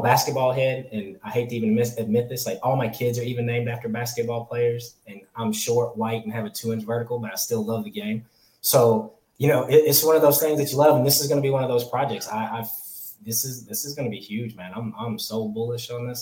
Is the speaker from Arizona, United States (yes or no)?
no; California, United States; now in the South, United States; I'm from California. I was born in California, lived there